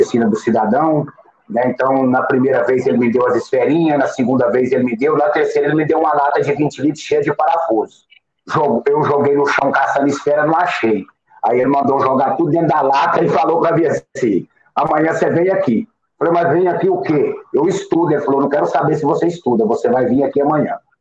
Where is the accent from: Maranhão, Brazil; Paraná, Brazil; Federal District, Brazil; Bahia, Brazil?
Federal District, Brazil; Samambaia Norte; morador de Samambaia Norte, Distrito Federal